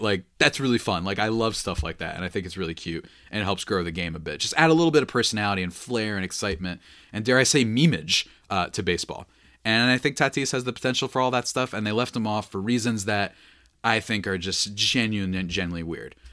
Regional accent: New Jersey, United States; I'm a New Jerseyan

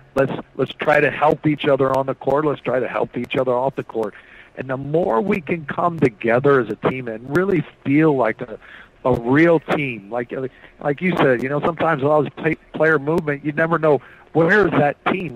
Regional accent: Noblesville, Indiana, United States; also born or lived in Lawrence, Indiana / Bloomington, Indiana; I'm from Indiana. I grew up in Lawrence and Noblesville, and I was born in Bloomington.

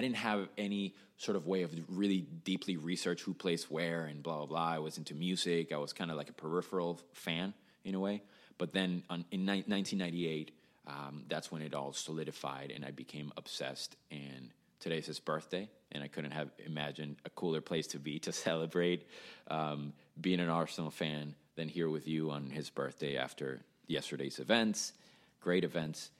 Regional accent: Caracas, Capital District, Venezuela; I was born and raised in Caracas, Venezuela

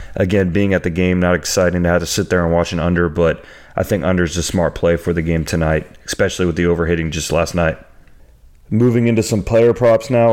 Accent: Orlando, Florida, United States; I'm from Orlando

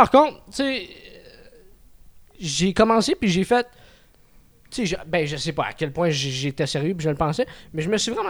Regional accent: Montreal, Quebec, Canada; first language French; je suis un gars de Montréal. Ok. moi, c'est. Ouais, c'est Montréal, les alentours.

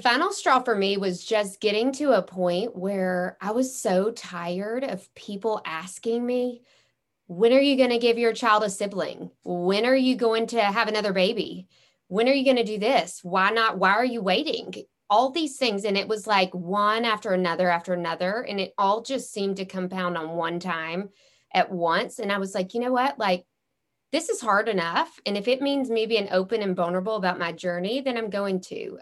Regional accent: Memphis, Tennessee, United States; I'm from Memphis, Tennessee

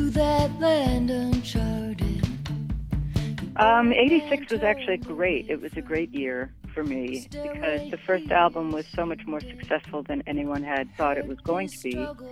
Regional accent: New York City, New York, United States; as a young girl growing up in New York City

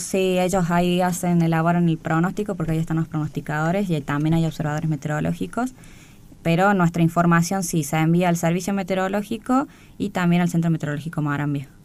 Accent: Córdoba, Argentina; moved away as an adult; now in Buenos Aires, Argentina; Soy de Córdoba Capital y hace seis años que estoy en Buenos Aires

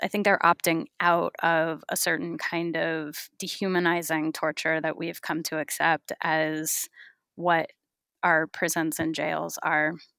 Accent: California, United States; I grew up in California

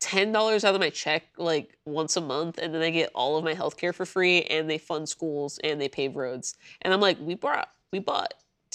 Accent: the South, United States; I'm from the South.

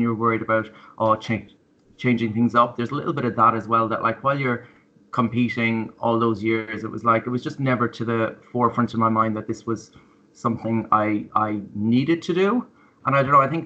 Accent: Ireland; now in Melbourne, Australia; being Irish and growing up in that whole like Catholic tradition

